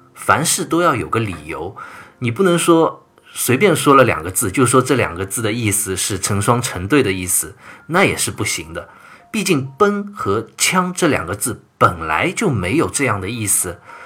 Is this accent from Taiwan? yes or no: no; China; 我们中国人今天骨子里流淌着的这种民族文化